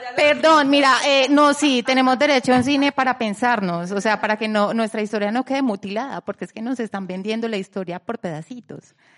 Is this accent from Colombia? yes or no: yes; Colombia; los colombianos merecemos un cine para pensar, para pensar en nuestra historia